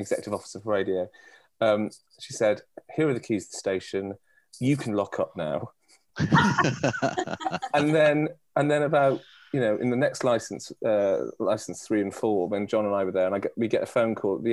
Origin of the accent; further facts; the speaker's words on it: North Wales, United Kingdom; I come from North Wales